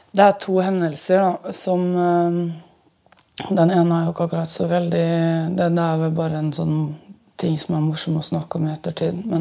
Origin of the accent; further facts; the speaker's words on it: Østfold, Norway; now in Oslo, Norway; Nå bor jeg jo i Oslo, og jeg er jo egentlig fra Østfold.